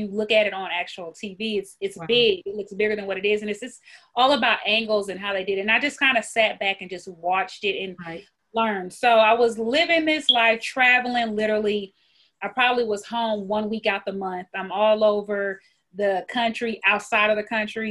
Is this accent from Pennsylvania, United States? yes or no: no; Peoria, Illinois, United States; now in Texas, United States; I'm from Illinois, actually Peoria, Illinois